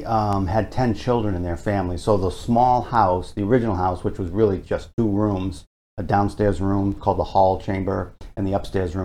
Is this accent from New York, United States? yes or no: no; Plymouth, Massachusetts, United States; I grew up here in Plymouth